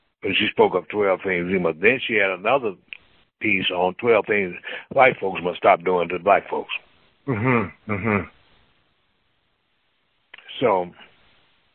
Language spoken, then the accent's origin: English; Mississippi, United States; also born or lived in St. Paul, Minnesota; now in San Francisco, United States; Mississippi, my home state